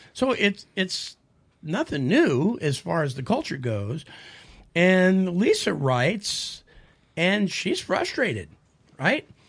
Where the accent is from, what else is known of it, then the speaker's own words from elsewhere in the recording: San Francisco Bay Area, California, United States; because I'm from the San Francisco Bay Area